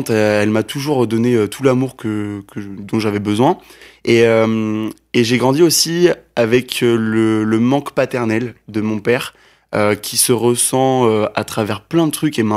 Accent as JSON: {"language": "French", "region": "Abidjan", "country": "Côte d’Ivoire", "tie": "born there", "said": "En fait, je suis né en Côte d'Ivoire. Yes. Je suis né en Côte d'Ivoire à Abidjan."}